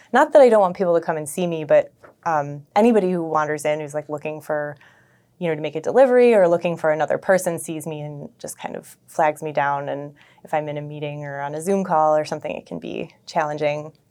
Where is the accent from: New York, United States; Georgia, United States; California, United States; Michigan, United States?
New York, United States; Buffalo; also born or lived in Toronto, Canada; I am from Buffalo, grew up in North Buffalo